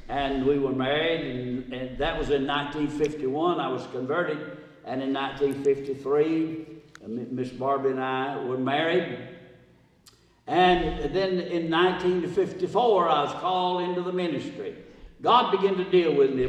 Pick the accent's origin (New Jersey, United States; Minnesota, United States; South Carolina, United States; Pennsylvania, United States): South Carolina, United States; Simpsonville; Tomorrow, 86 years ago, I was born in Simpsonville, South Carolina